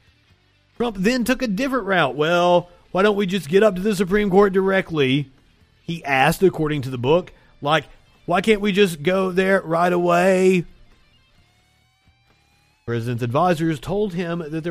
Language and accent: English; the South, United States; accent: Southern; my Southern accent